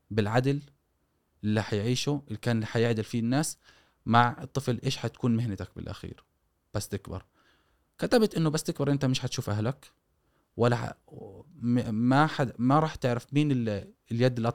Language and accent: Arabic; Gaza, Gaza Strip, Palestine; born there; ايش مفهوم انه انت من وين مش انولدت في غزه فقط يعني إيه طب اصولك من وين جايه